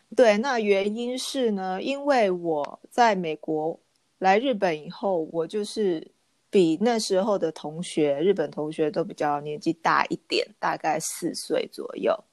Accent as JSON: {"language": "Chinese", "country": "Taiwan", "also_born_or_lived": "Japan", "moved": "yes", "said": "另外两个台湾女生跟我一起进的这个学校"}